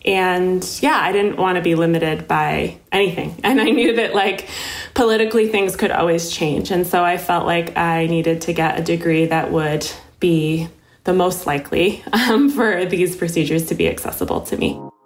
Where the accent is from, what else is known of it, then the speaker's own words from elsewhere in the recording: Connecticut, United States; when I was born in Connecticut in 1990